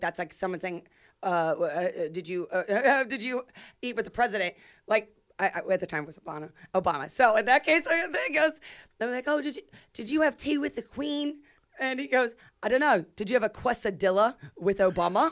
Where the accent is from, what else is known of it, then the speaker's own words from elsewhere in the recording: Youngstown, Ohio, United States; moved away; also born or lived in Chicago; my hometown